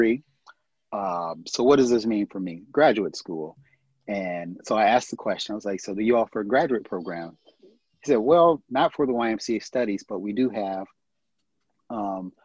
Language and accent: English; United States; American, I'm from America